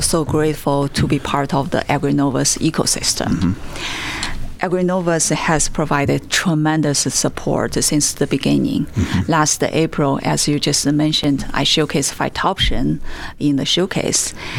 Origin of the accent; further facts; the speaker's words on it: China; moved away as an adult; now in United States; I have lived in states for 20 years. I grew up in China.